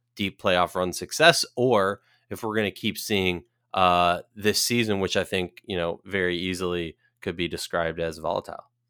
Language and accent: English; Minnesota, United States; Minnesota Lynx, my hometown team